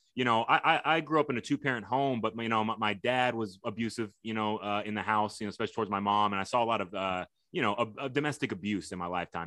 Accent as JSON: {"language": "English", "town": "Houston", "region": "Texas", "country": "United States", "tie": "born or raised there", "said": "little chubby guys growing up in Houston"}